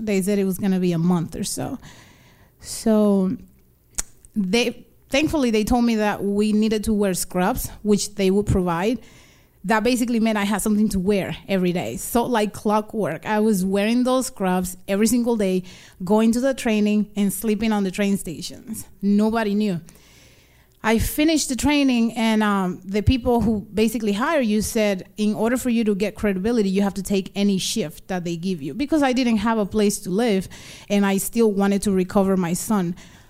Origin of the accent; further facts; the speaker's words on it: Dominican Republic; born there; I was born in the Dominican Republic and I lived between the two countries here and there.